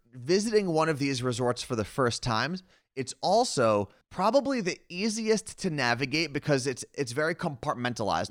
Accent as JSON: {"language": "English", "country": "United States", "moved": "yes", "said": "we came from the New York, New Jersey area"}